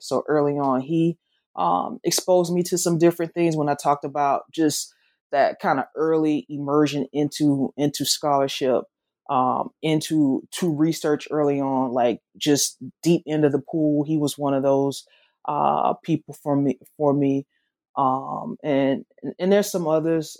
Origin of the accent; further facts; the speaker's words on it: the South, United States; accent: southern; my accent, though it's it's southern, it's not Memphis Southern.